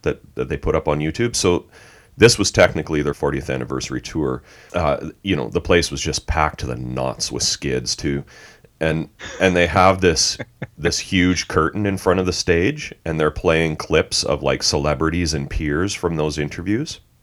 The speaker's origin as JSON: {"language": "English", "country": "Canada", "tie": "born or raised there", "said": "I grew up a metalhead in Canada in the eighties"}